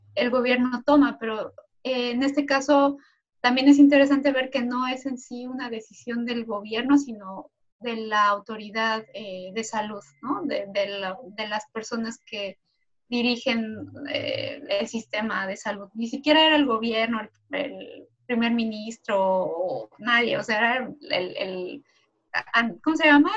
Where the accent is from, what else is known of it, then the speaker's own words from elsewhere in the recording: Mexico; now in Sweden; como mexicana viviendo aquí